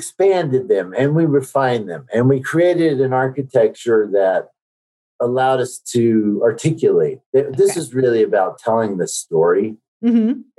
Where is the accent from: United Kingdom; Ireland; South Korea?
South Korea; born there; moved away; My passport says that I was born in Korea, which is absolutely true. I'm a naturalized citizen.